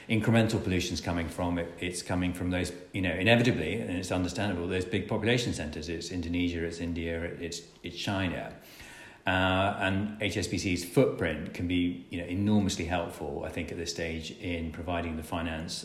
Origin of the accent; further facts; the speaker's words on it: Scotland, United Kingdom; I'm Scottish.